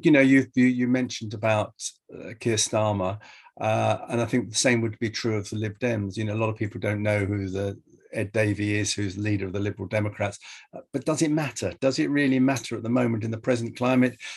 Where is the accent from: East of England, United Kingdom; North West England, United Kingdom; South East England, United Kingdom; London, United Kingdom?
South East England, United Kingdom; Ashford; Ashford, which is my hometown where I was born